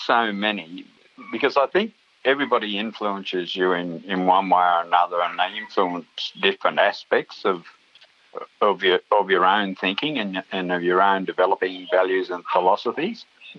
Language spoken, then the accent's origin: English; New South Wales, Australia; back in the 60s, I was born in 1956, so growing up in the 60s was pretty tough times out there, you know, racially, economically.